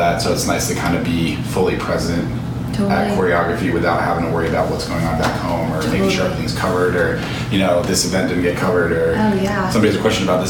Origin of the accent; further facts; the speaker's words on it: New Jersey, United States; we're both from New Jersey